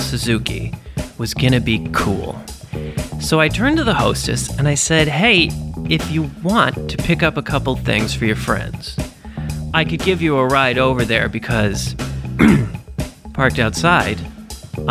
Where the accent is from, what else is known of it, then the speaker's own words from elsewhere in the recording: New York City, New York, United States; I'm a New Yorker